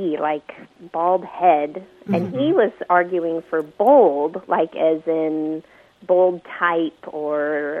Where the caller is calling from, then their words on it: Carlsbad, California, United States; I'm calling from Carlsbad, California.